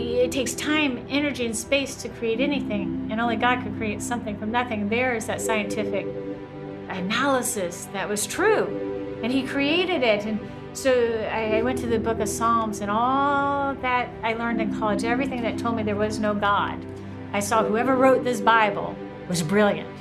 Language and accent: English; the South, United States; I grew up in the South